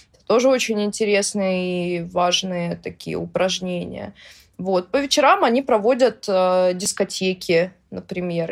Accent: Russia; я россиянка, которая общается с украинцами

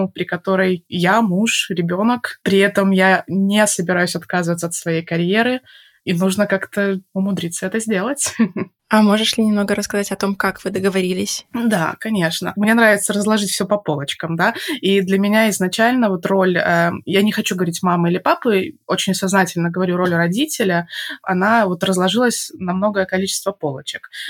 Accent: Belarus; moved away as an adult; я переехала из Беларуси, когда мне было 25 лет

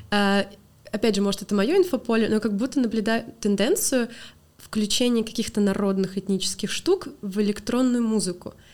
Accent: Pskov, Pskov Oblast, Russia; Я, я из Пскова.

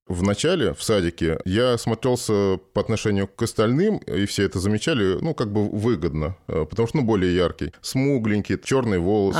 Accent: Moscow, Russia; Родился в Москве

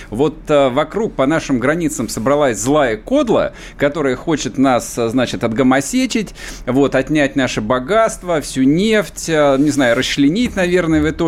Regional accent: Yekaterinburg, Sverdlovsk Oblast, Russia; там я рос в Екатеринбурге, в Свердловске. Важно, важно заметить для наших слушателей. Поэтому я был в классе единственным евреем.

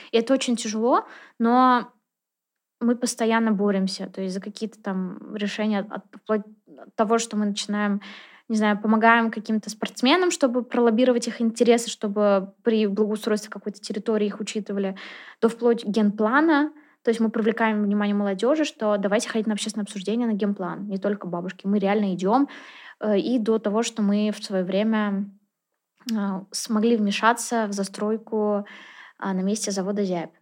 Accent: Naberezhnye Chelny, Tatarstan, Russia; also born or lived in Kazan; человек, который родился, вырос э, в Челнах

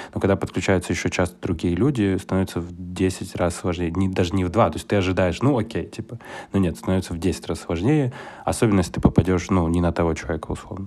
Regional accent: Kyiv, Ukraine; also born or lived in China / Moscow, Russia; now in Ashdod, Israel; сам я из родом с Киева

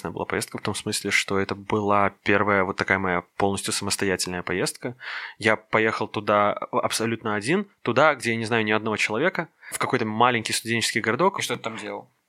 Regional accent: Minsk, Belarus; я коренной минчанин.

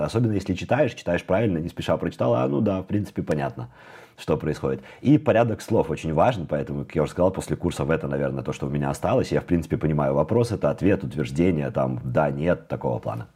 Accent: Minsk, Belarus; moved away as an adult; now in Amsterdam, Netherlands; я родился в Беларуси, сейчас я нахожусь в Амстердаме, и я переехала сюда из Минска в начале 2015 года.

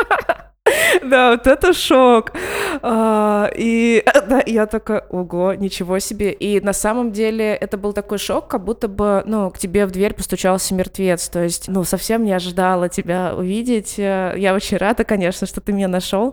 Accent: Ivanteevka, Moscow Oblast, Russia; мы выросли в Ивантеевке

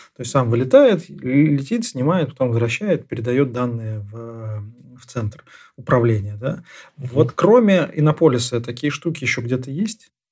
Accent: Nizhny Novgorod, Nizhny Novgorod Oblast, Russia; я как нижегородец

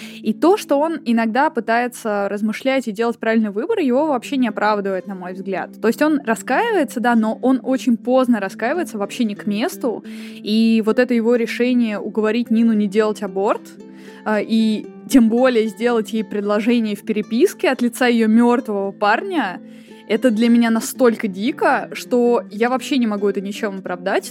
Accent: Voronezh, Voronezh Oblast, Russia; moved away; Я из Воронежа, вообще оригинали, так сказать, и я, конечно, туда время от времени приезжаю

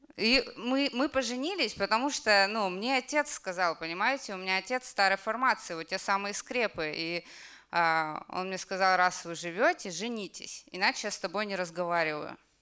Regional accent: Kamchatka Krai, Russia; moved away; Я с Камчатки вообще. И я когда закончила институт, я закончила медицинский институт, я вернулась к себе на Камчатку

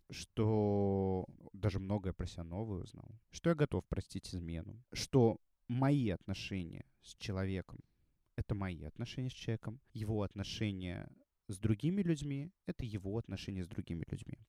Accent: Russia; also born or lived in Saint Petersburg / Moscow; я живу в России, я россиянин

